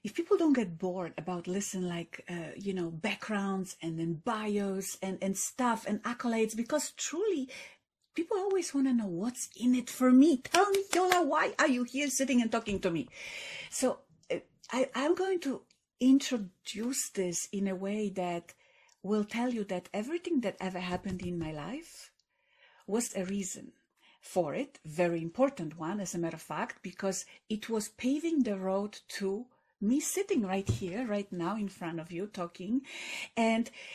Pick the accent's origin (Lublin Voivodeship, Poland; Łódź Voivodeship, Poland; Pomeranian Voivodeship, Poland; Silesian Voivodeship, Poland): Silesian Voivodeship, Poland; Katowice; English is a second language; moved away; I grew up in Poland when Poland was in kind of depressed economically times.